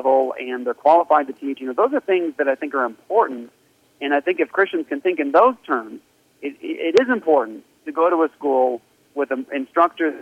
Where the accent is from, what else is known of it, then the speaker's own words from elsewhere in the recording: Washington, District of Columbia, United States; moved away; also born or lived in Japan; When I got back from Japan to the States, I grew up in Washington, D.C., right outside of D.C.